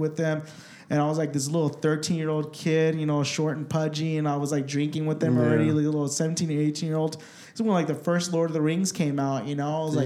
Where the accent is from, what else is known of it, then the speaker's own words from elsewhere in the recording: Orange County, California, United States; now in Arizona, United States; growing up in California, I grew up in Orange County